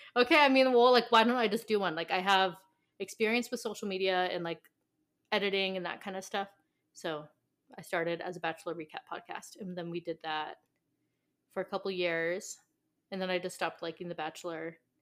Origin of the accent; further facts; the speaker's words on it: California, United States; I'm from California